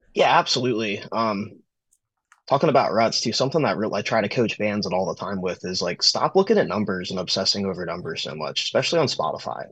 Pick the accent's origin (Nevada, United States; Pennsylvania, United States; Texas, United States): Pennsylvania, United States; I started booking shows around my hometown. I started a company called uh, Recovery Promotions, which was like a uh, pretty much me just like reaching out to a bunch of other DIY promoters all across the state of Pennsylvania.